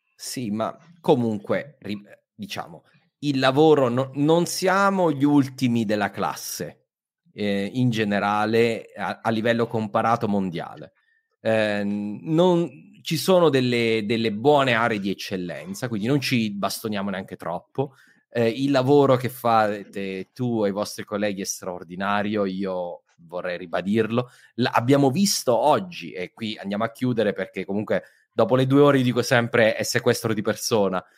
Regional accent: Southern Italy, Italy; io sono meridionale

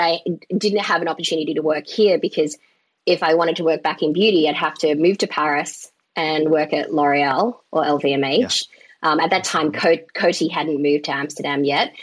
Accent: Melbourne, Victoria, Australia; moved away as an adult; also born or lived in New York; now in Netherlands; I'm Chinese Vietnamese by descent, born and raised in Melbourne, hence the accent

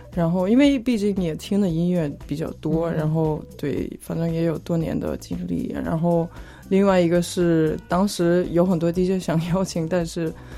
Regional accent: suburbs of Frankfurt, Hesse, Germany; moved away; 其实我也不是法兰克福市中心出生的长大的，我也是在郊区嗯。长大的

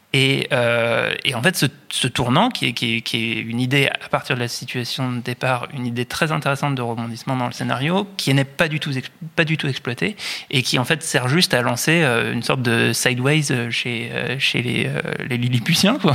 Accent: France; en tant que Français

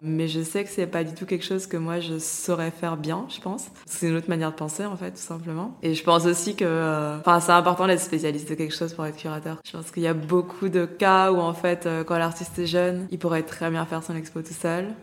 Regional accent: Lyon, Auvergne-Rhône-Alpes, France; j'ai grandi à Lyon

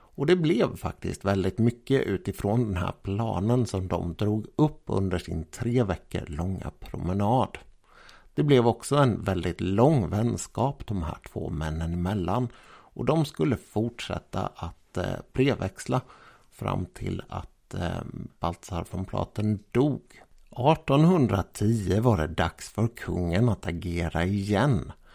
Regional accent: Jönköping, Jönköping County, Sweden; min hemstad, Jönköping

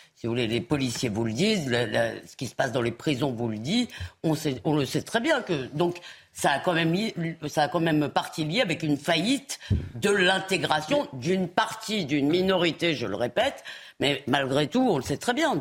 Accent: Épinay-sur-Seine, Île-de-France, France; quand j'étais petite à Épinay sur seine

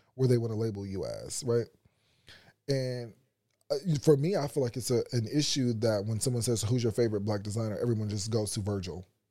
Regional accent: United States; being an American

